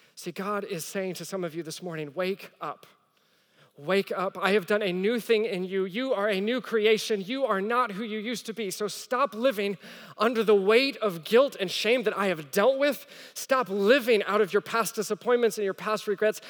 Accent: the Bible Belt, United States; moved away as an adult; also born or lived in Rome, Italy; I grew up in the Bible Belt. And then I lived overseas. I lived in Rome, in the heart of Catholicism.

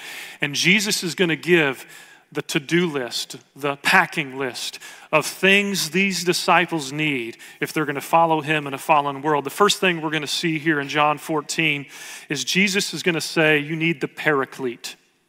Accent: Oklahoma, United States; now in Dallas, United States; I grew up in Oklahoma. I went to school here in Dallas at Dallas Seminary.

